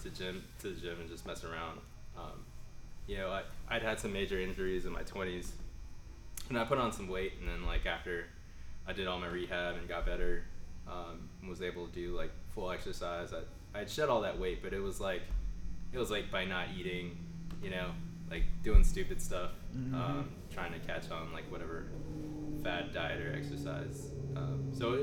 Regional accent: Norfolk, Virginia, United States; now in Newport News, United States; I was born and raised in Norfolk

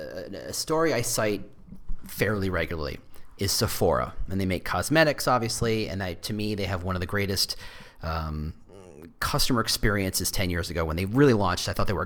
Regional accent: Texas, United States; also born or lived in New Jersey; And I came from Texas and I came from New Jersey.

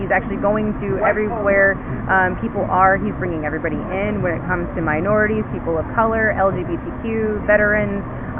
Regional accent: La Porte, Texas, United States; I'm from LaPorte, Texas.

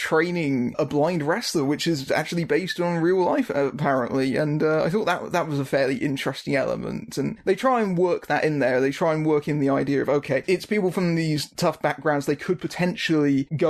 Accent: United Kingdom; I'm British.

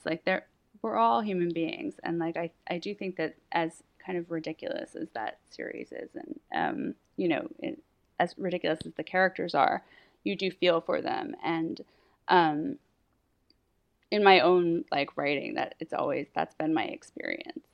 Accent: Massachusetts, United States; also born or lived in Philadelphia; now in New York, United States; I'm from Massachusetts

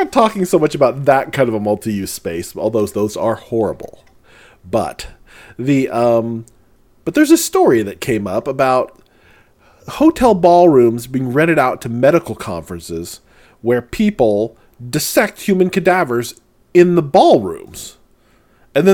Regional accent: St. Louis, Missouri, United States; When I grew up in St. Louis, Missouri

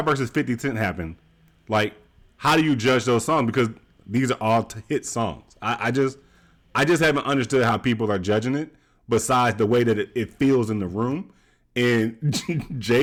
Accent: Georgia, United States; I'm from Georgia

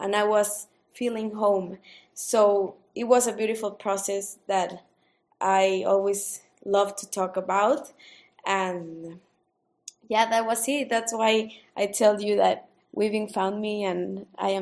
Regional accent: San Luis Potosí, Mexico; moved away as an adult; also born or lived in Chicago, United States; now in Oaxaca, Mexico; I'm originally from San Luis Potosí, Mexico, which is like right in the center of the country.

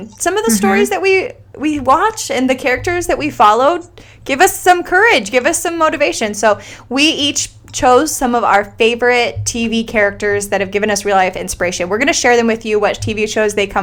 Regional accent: Lewiston, Idaho, United States; So we grew up in Lewiston, Idaho, right? I actually grew up in the mountains outside of Lewiston

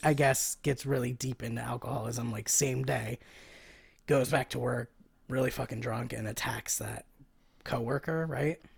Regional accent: Philadelphia, Pennsylvania, United States; I'm from Philly. We don't go to New York

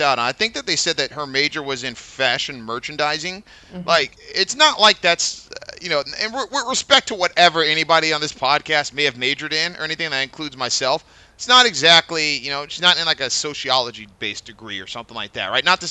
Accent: San Diego, California, United States; Mike and I grew up in San Diego.

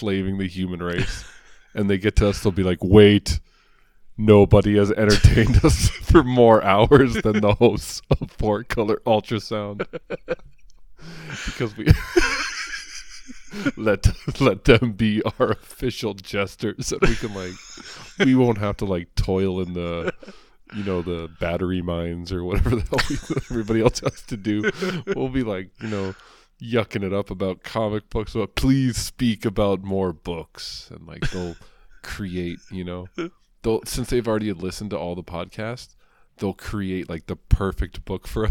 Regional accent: New York, United States; moved away; I'm from New York

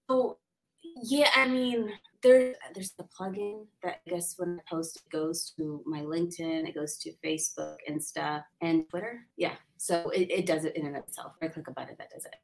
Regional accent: San Diego, California, United States; I'm a local. I grew up in San Diego, wonderful connections here

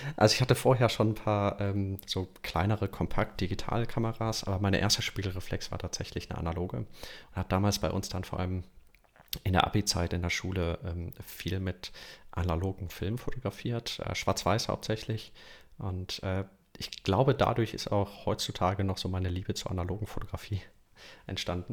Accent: Düsseldorf, North Rhine-Westphalia, Germany; also born or lived in Aachen / Munich; ich komme aus Düsseldorf. Ähm, und auch in den letzten Jahren hier gewohnt, hier aufgewachsen in Düsseldorf.

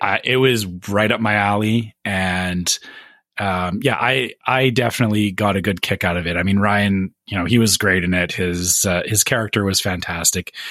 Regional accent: Canada; as a Canadian

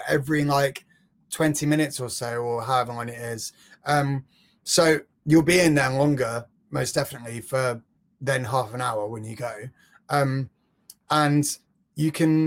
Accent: London, United Kingdom; I'm from London

